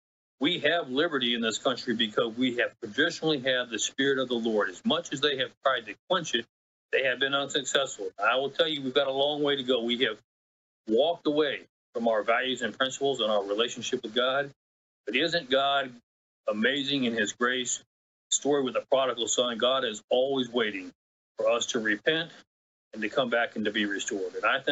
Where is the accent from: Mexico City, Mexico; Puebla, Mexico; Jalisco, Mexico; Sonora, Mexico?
Jalisco, Mexico; Guadalajara; And I spent my time growing up in Mexico, Guadalajara, Mexico.